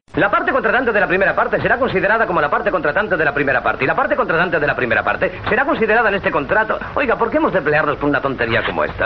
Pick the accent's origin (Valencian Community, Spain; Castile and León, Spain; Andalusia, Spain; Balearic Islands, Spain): Castile and León, Spain; Valladolid; yo soy de Valladolid